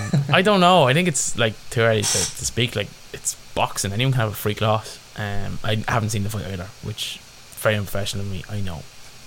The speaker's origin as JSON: {"language": "English", "country": "Ireland", "said": "as Irish sports fans"}